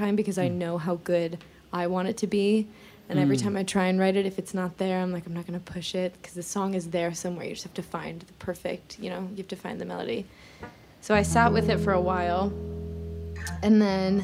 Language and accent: English; Cleveland, Ohio, United States; also born or lived in Atlanta, Georgia; now in Nashville, United States; I grew up in Cleveland and it's so cold there all the time